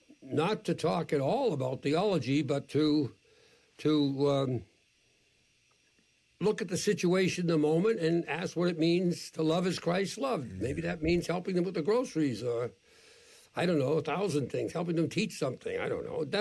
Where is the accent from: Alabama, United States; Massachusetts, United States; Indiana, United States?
Massachusetts, United States; Boston; I was born and brought up an Irish Catholic in Boston in the 1940s